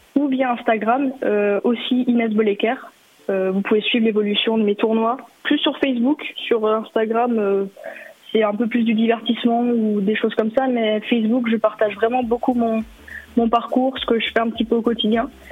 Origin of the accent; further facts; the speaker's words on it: Dole, Bourgogne-Franche-Comté, France; also born or lived in Wittelsheim, Alsace; j'ai déménagé du côté de Dole avec mes parents pour des raisons professionnelles et euh, pour retrouver aussi ma famille maternelle